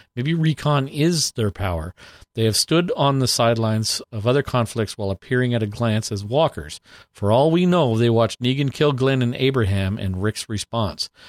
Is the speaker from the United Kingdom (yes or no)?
no; Canada; we're from Canada